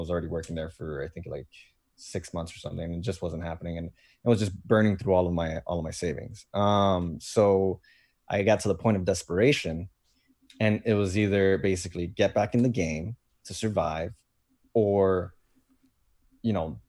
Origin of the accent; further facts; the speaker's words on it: Fort Lauderdale, Florida, United States; I'm basically going back home to where I grew up in Fort Lauderdale.